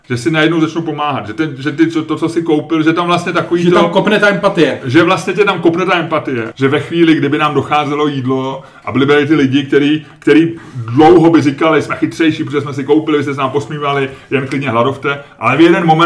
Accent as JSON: {"language": "Czech", "region": "Lazio", "country": "Italy", "accent": "Roman", "second_language": "Czech", "lives_now": "Czech Republic", "said": "Já mám vyloženě jako z oblasti Říma a tak. Já jsem v střední Itálie, je, moje, je můj region."}